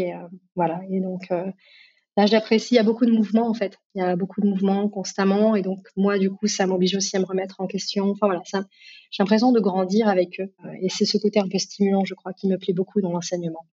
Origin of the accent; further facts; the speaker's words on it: Grenoble, Auvergne-Rhône-Alpes, France; j'ai grandi à Grenoble, dans les montagnes